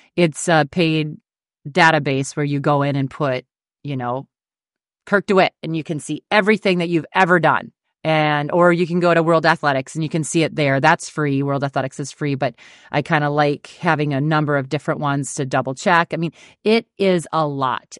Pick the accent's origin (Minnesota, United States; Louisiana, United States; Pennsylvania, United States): Minnesota, United States; Dawson; I grew up in Dawson, Minnesota, you know, town of sixteen hundred